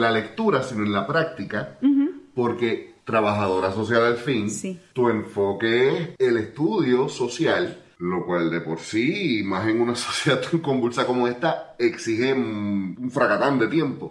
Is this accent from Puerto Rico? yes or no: yes; Puerto Rico; uno como puertorriqueño